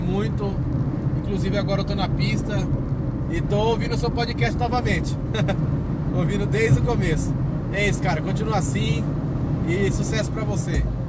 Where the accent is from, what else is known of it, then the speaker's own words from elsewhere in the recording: Nova Odessa, São Paulo, Brazil; eu sou de Nova Odessa, interior de São Paulo